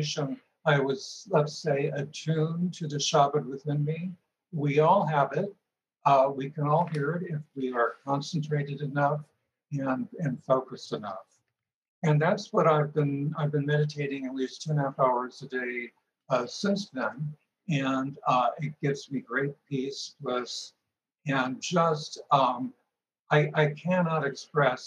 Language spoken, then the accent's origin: English; Marin County, California, United States; also born or lived in Park Forest, Illinois; we moved to Marin County when I was 10